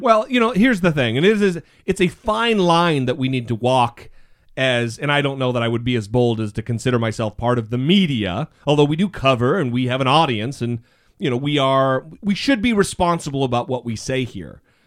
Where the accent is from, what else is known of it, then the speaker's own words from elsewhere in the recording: Idaho, United States; I grew up in Mormon country in Idaho